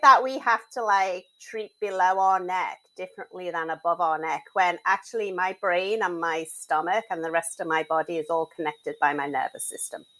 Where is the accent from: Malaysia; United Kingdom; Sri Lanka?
United Kingdom; Liverpool, North West England; moved away as an adult; now in United States